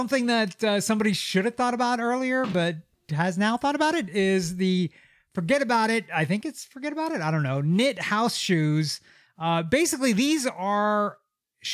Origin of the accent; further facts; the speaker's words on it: Lexington, Kentucky, United States; Shout out, because they're from Lexington, Kentucky